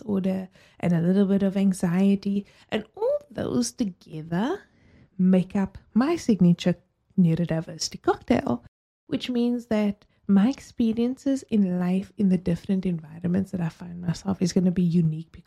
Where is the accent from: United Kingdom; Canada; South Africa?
South Africa; as a South African